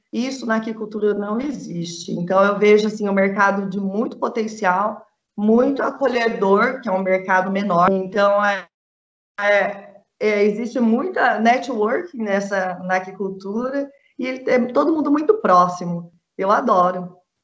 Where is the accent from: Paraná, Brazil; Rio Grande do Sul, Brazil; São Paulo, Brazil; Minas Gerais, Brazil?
São Paulo, Brazil; Presidente Prudente; moved away as an adult; now in Jaboticabal, Brazil; eu sou de Presidente Prudente, região muito produtora de bovinos